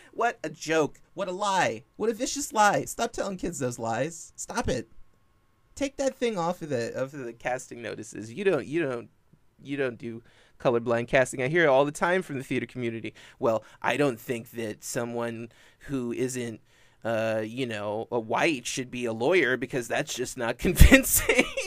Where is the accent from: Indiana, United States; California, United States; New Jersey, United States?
California, United States; born or raised there